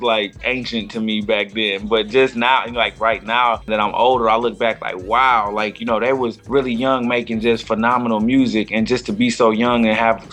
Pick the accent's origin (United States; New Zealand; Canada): United States; Flint, Michigan; growing up in Flint